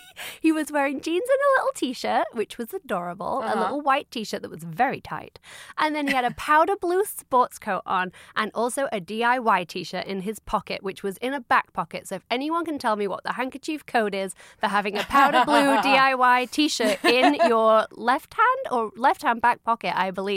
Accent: near Robin Hood country, East Midlands, United Kingdom; I grew up very near Robin Hood country

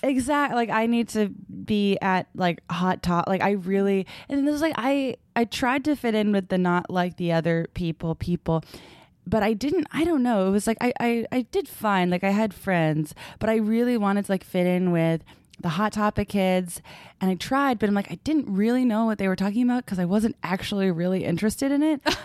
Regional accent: Brockton, Massachusetts, United States; I went to high school and I grew up in Brockton, Massachusetts.

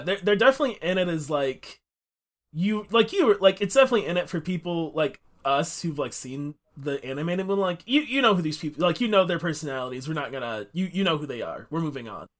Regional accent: United States; we are two American people

